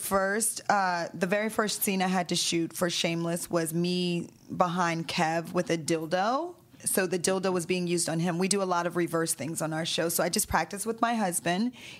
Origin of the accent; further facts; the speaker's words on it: the South, United States; we're from the South.